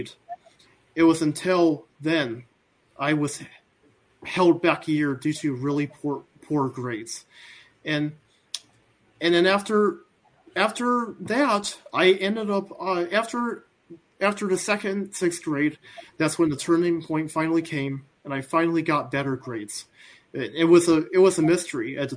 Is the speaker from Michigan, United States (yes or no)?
yes; Midland, Michigan, United States; I am born in the late 80s. And I am from Midland, Michigan.